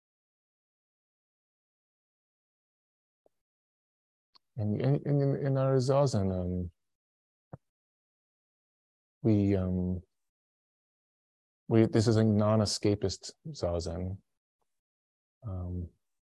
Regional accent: Chicago, Illinois, United States; I was like 11 years old, and I grew up in Chicago, and so it was cold winters.

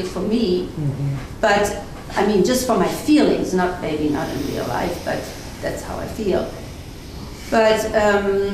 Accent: Germany; moved away; I grew up after the war in Germany with the legacy of the Holocaust. I'm German

